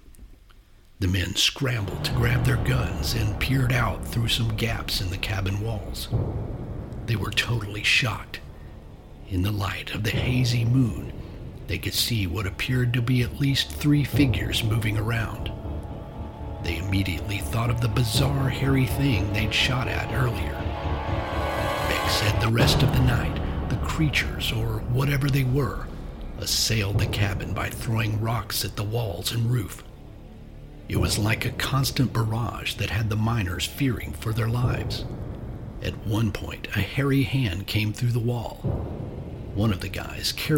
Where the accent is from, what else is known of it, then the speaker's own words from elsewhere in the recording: the South, United States; I'm from the South